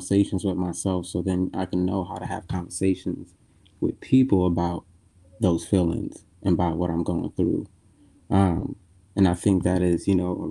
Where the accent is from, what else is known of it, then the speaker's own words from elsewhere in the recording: New York City, New York, United States; I am from Brooklyn